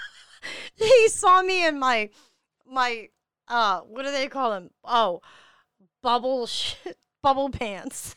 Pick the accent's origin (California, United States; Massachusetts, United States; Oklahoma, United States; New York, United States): New York, United States; New York City; I am from Staten Island, New York